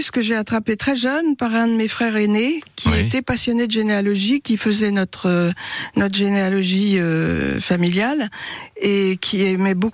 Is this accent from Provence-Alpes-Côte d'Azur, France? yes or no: no; Paris, Île-de-France, France; moved away as an adult; now in Le Mans, France; Je ne suis pas sartoise de naissance, je suis parisienne.